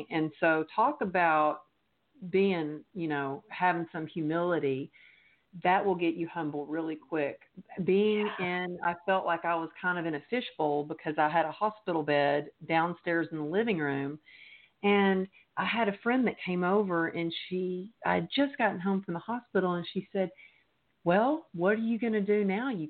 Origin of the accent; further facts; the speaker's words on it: Texas, United States; now in Los Angeles, United States; I moved to Los Angeles from Texas because to be a professional dancer.